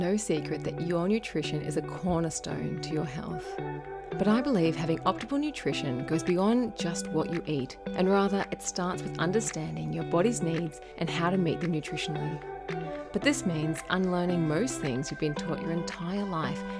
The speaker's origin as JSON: {"language": "English", "town": "Gold Coast", "region": "Queensland", "country": "Australia", "tie": "born or raised there", "said": "growing up on the Gold Coast in Australia"}